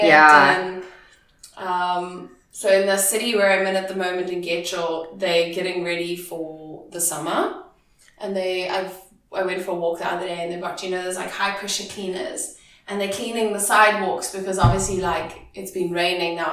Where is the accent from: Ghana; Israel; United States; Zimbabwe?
Zimbabwe; moved away as an adult; I'm from Zimbabwe, all the way from Africa.